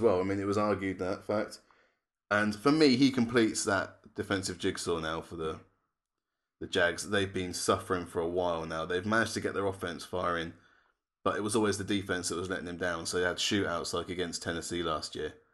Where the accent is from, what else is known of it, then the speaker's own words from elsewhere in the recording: England, United Kingdom; we're not American. We are English, British, and European all at the same time.